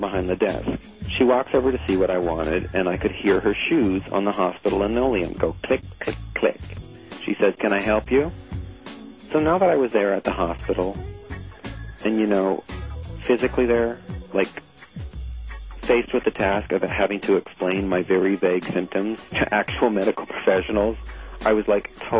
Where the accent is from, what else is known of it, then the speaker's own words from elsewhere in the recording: Canada; I'm from Canada